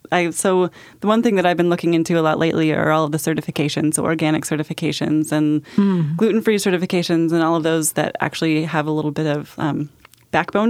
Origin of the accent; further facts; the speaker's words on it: Alaska, United States; moved away; I grew up in Alaska